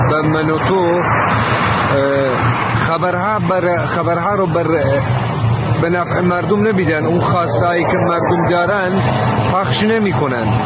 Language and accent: Persian; Kurdistan, Iran; بنده یک کورد … از کردستان آمدم به کاشان